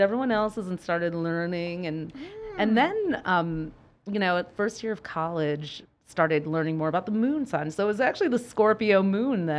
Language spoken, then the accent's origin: English; Detroit, Michigan, United States; We grew up in Detroit